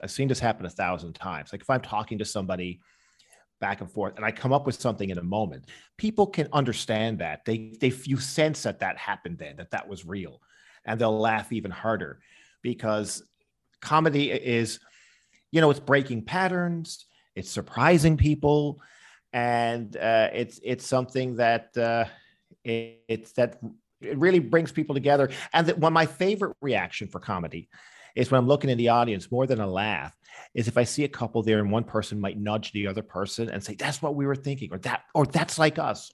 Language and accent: English; Newfoundland and Labrador, Canada; I was growing up in Newfoundland